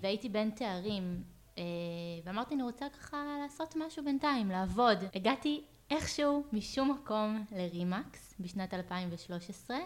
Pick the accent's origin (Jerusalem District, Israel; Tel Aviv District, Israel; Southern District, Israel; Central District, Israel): Central District, Israel; Ahituv; moved away as an adult; now in Pardes Hanna, Israel; במקור אני מעמק חפר, ממושב אחיטוב. אמ, ילדות אה, מושבניקית לכל דבר